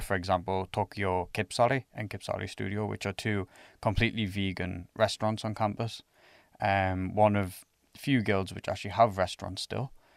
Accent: England, United Kingdom; now in Finland; I'm from England

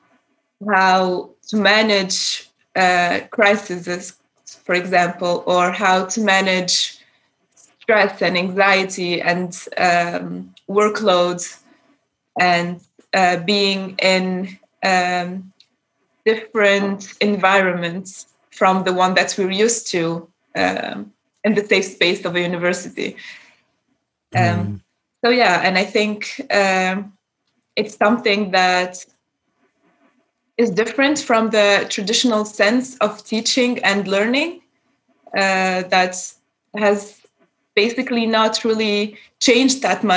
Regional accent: Tunisia; first language Arabic; English is a second language; moved away as an adult; now in Darmstadt, Germany; I'm a student from, based in Germany right now. I'm originally from Tunisia

